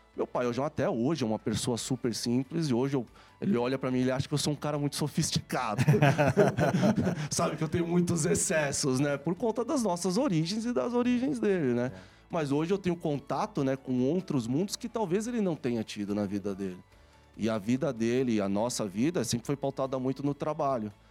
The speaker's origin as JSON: {"language": "Portuguese", "region": "São Paulo", "country": "Brazil", "tie": "born or raised there", "said": "eu nasci aqui em São Paulo"}